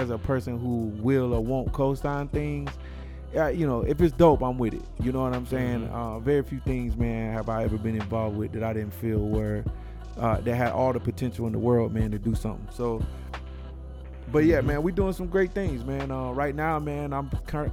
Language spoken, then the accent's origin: English; the South, United States; I'm from the South